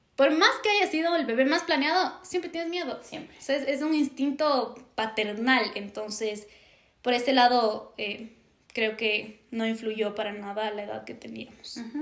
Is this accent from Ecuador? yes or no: yes; Ambato, Tungurahua, Ecuador; yo soy de Ambato